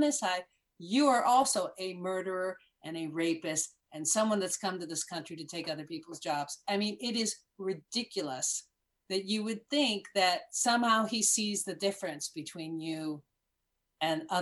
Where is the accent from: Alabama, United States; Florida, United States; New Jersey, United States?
Florida, United States; Miami Beach; accent: Cuban American; I was born in Miami Beach